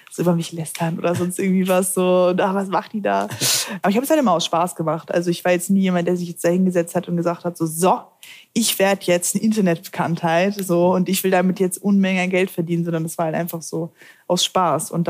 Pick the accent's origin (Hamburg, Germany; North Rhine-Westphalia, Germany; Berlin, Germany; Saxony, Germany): Hamburg, Germany; ich komme aus Hamburg, deswegen.